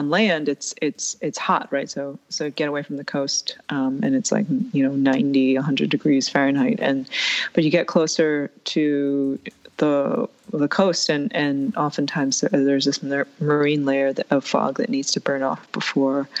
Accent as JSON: {"language": "English", "region": "New York", "country": "United States", "tie": "born or raised there", "said": "my brother and I grew up in New York"}